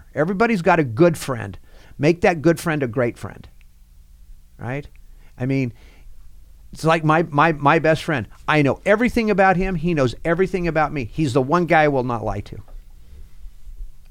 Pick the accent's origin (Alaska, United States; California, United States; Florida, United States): California, United States; Fresno; born and raised there